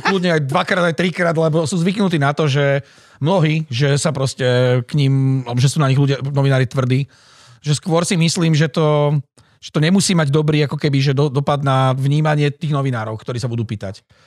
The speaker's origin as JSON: {"language": "Slovak", "town": "Žilina", "region": "Žilina Region", "country": "Slovakia", "tie": "born or raised there", "moved": "as an adult", "said": "ja som Žilinčan"}